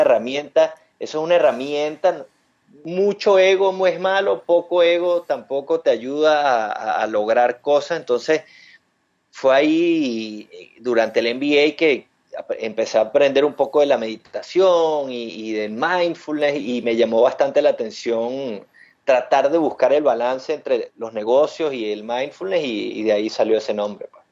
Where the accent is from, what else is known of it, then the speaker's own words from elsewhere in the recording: Venezuela; moved away as an adult; yo soy de Venezuela, eh, estudié economía allá en Venezuela